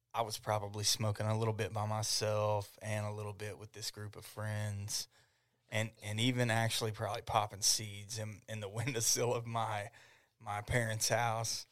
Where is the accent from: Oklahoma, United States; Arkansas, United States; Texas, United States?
Oklahoma, United States; Ardmore; I grew up in Ardmore